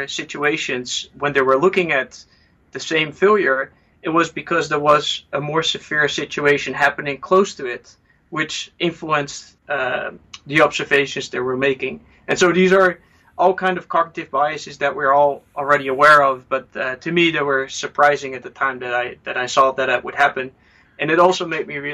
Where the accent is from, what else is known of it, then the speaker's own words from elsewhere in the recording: Netherlands; moved away; I'm originally from the Netherlands